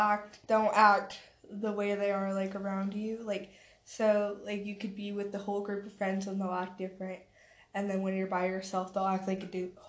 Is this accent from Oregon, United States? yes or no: no; Woods Cross, Utah, United States; also born or lived in Bountiful, Utah / Rose Park, Salt Lake City, Utah; I'm from Utah. I was raised in Woods Cross, Davis County, Bountiful, some of Rose Park, yeah.